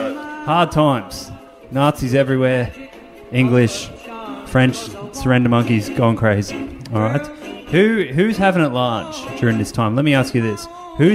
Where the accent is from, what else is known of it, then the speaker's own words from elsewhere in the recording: Hawkesbury River, New South Wales, Australia; I grew up on the Hawkesbury River.